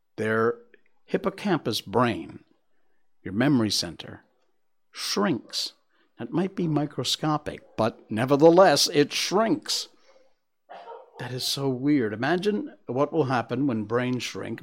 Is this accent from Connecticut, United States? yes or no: yes; Connecticut, United States; Connecticut. That's my home state